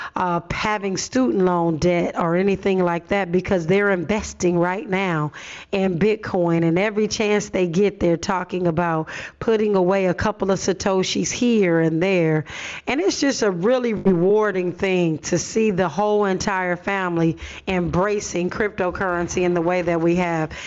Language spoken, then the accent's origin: English; Los Angeles, California, United States; I grew up in Watts, but was bused to the San Fernando Valley